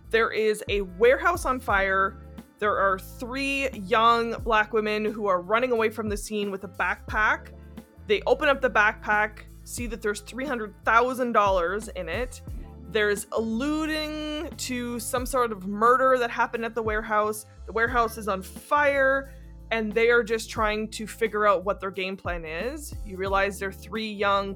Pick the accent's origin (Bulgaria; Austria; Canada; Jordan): Canada; as a Canadian